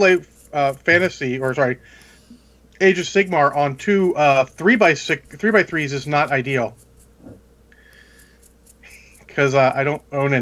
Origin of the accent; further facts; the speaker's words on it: United States; I'm American